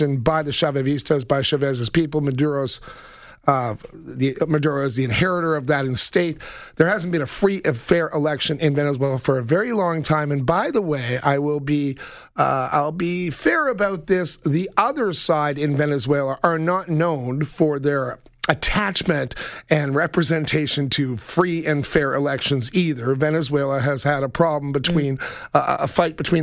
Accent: Toronto, Ontario, Canada; when I was a kid growing up in Toronto

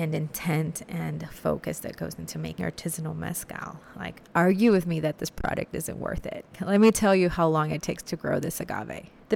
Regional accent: Monterrey, Nuevo León, Mexico; now in Houston, United States; I was born in Monterrey, Nuevo León, and then we moved to Houston, Texas in the early 80s.

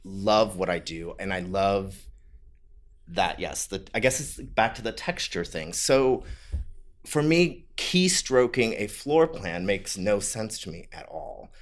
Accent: Ohio, United States; moved away; also born or lived in San Francisco; I'm from the Midwest. I'm from Ohio.

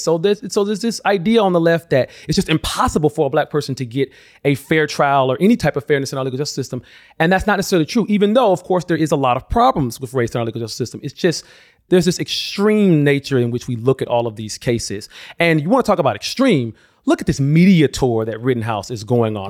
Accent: Alabama, United States; my home state of Alabama

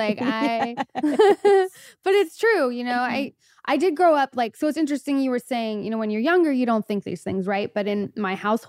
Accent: Los Angeles, California, United States; In LA, in the Valley.

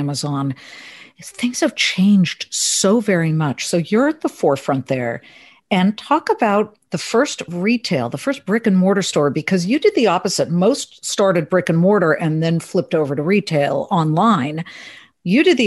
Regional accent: Beverly Hills, California, United States; moved away as an adult; also born or lived in Columbus, Ohio; I'm from Beverly Hills. And I left Beverly Hills to move to Columbus, Ohio for my first on-air local news job

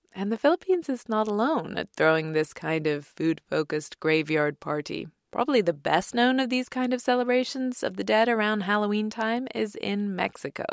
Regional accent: England, United Kingdom; moved away; growing up in England in the nineteen eighties and early nineties

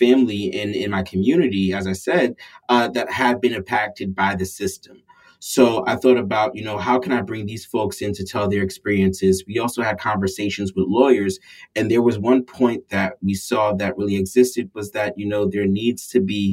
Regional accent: New York City, New York, United States; I grew up in New York City, Far Rockaway, New York, to be exact

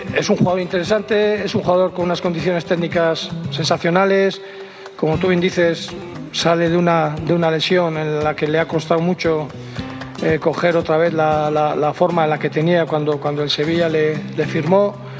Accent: Mexico; los mexicanos somos

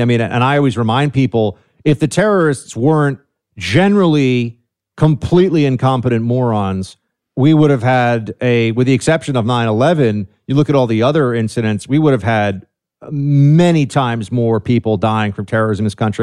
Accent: New York City, New York, United States; I'm from New York City, man, born and raised here.

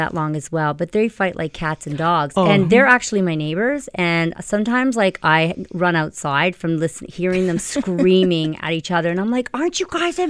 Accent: Oakville, Ontario, Canada; I grew up in Oakville

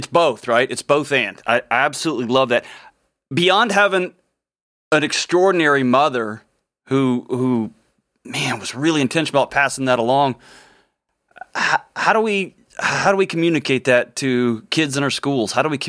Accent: Texas, United States; growing up in Texas and splitting time between the Houston area and West Texas.

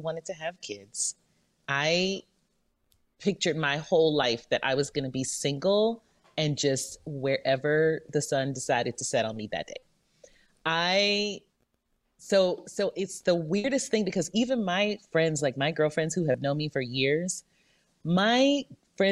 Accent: Louisiana, United States; moved away; I'm from Louisiana, but we always lived somewhere else.

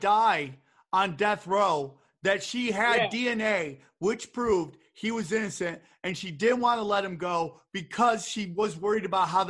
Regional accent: New York, United States; New York is like, I'm a New Yorker.

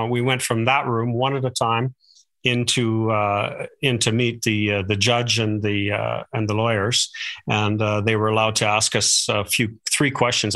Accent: Calgary, Alberta, Canada; I was born here in Calgary, and so true Calgarian

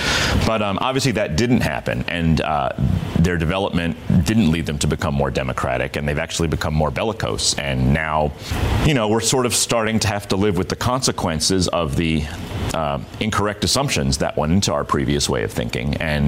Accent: Westchester County, New York, United States; also born or lived in China; I'm actually from Westchester County. I was born and raised here, lived my whole life here.

